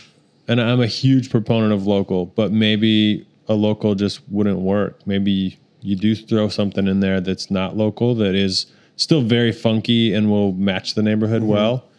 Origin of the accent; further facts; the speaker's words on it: Salt Lake City, Utah, United States; now in Oklahoma City, United States; I'm from Salt Lake City